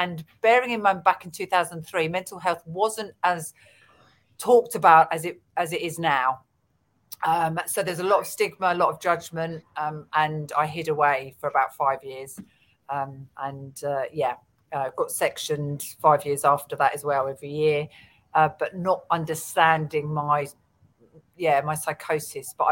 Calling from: London, United Kingdom; I'm coming from London.

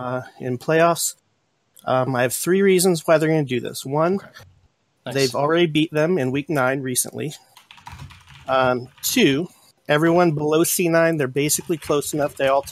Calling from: West Virginia, United States; I'm calling from West Virginia.

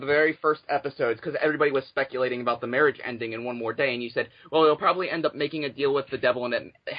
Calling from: Maryland, United States; I'm calling from Maryland.

